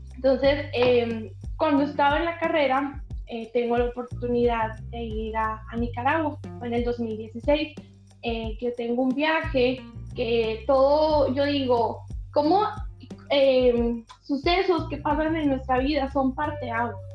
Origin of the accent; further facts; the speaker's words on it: Miguel Alemán, Sonora, Mexico; aquí en mi ciudad, aquí en mi país.